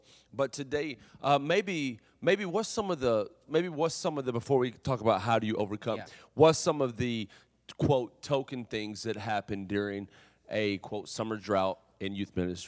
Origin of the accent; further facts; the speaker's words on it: Kentucky, United States; You know I'm from Kentucky. Why you gotta say it like that?